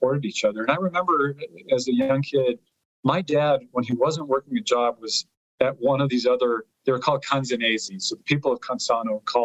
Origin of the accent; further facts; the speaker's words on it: Colorado, United States; first language Italian; English is a second language; I didn't speak English until I was 5 or 6, even though I was born here in 1966